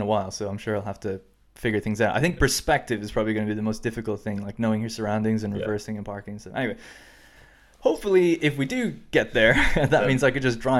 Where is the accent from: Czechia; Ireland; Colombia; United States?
Ireland; now in United Kingdom; Because, you know, I grew up and lived in Ireland, and the road signs are actually different over here, and I think I've been in a car over here like 5 times ever.